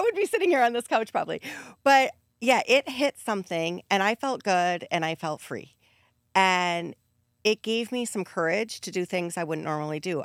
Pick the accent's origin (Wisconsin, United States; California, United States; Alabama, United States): Wisconsin, United States; Growing up in Wisconsin, the culture is so centered around alcohol